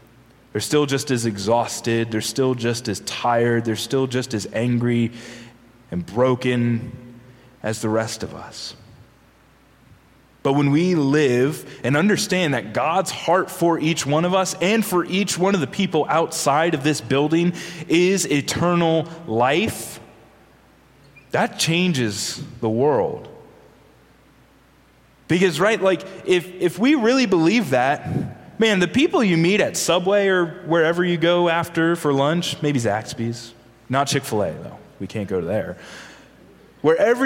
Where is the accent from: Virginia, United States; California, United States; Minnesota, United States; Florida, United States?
Virginia, United States; I'm from Virginia